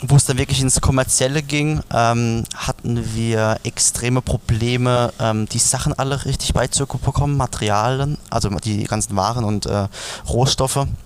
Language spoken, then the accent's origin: German; Rhineland-Palatinate, Germany; Also wir sind ja wirklich in der Pfalz aufgewachsen, in der äh, Weinregion schlechthin